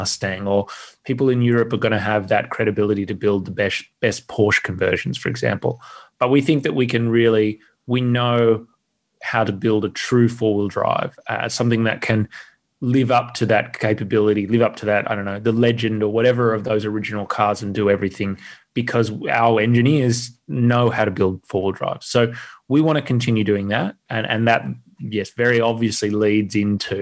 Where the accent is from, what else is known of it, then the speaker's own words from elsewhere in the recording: Australia; I'm an Australian